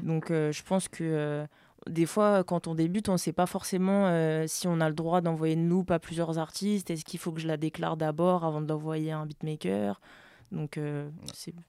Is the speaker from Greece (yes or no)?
no; France; also born or lived in French Guiana; j'ai grandi en France